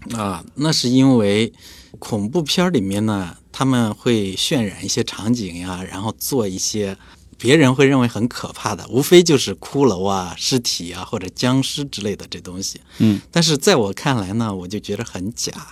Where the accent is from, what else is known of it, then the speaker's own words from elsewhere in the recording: China; 我们中国人